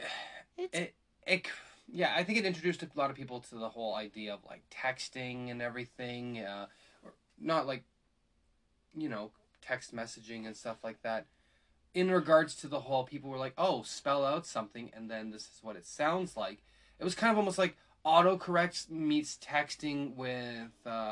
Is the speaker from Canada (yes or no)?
yes; Canada; I said Z, I'm Canadian